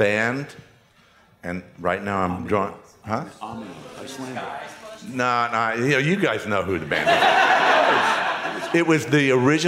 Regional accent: Texas, United States; I was from Texas

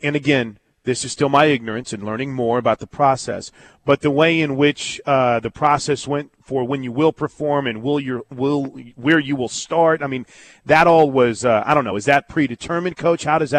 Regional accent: St. Louis, Missouri, United States; I grew up in St. Louis

